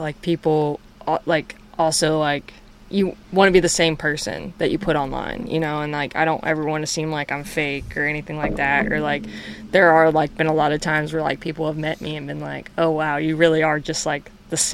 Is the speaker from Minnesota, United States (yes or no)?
no; North Carolina, United States; also born or lived in Wyoming; now in Texas, United States; I grew up in North Carolina